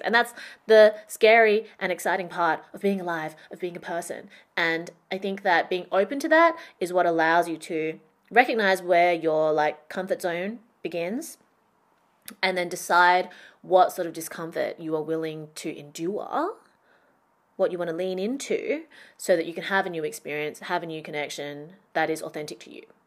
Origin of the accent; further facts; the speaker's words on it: Perth, Western Australia, Australia; moved away as an adult; also born or lived in Shanghai; I went back to my hometown that I left when I graduated university. So my adult friendships, identity, career were all formed in Shanghai. I was back in Perth